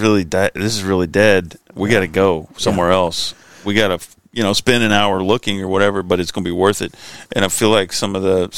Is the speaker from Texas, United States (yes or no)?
yes; Sherman, Texas, United States; also born or lived in Texarkana / Nashville, Arkansas; then we moved to Sherman, Texas. So that's where I kind of did most of my raising up